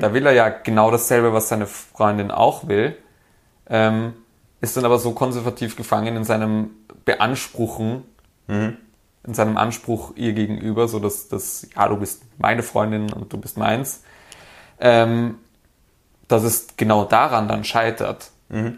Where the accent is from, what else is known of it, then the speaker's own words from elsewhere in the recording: Vienna, Austria; als Wiener